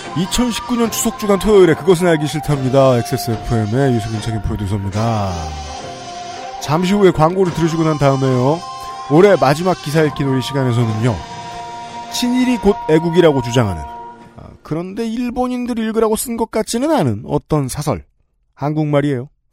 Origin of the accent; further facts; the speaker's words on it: Seoul, South Korea; 저는 서울 토박이라서